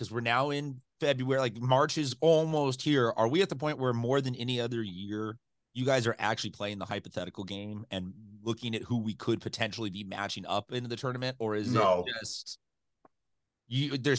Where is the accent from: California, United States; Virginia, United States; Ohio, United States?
California, United States; San Diego; growing up around San Diego parts.